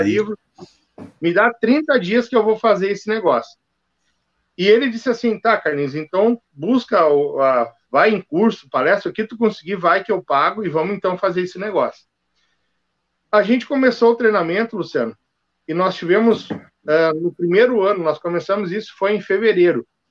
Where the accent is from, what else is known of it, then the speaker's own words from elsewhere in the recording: Novo Hamburgo, Rio Grande do Sul, Brazil; also born or lived in Frederico Westphalen; eu sou natural de Frederico Westphalen mas me criei aqui em Novo Hamburgo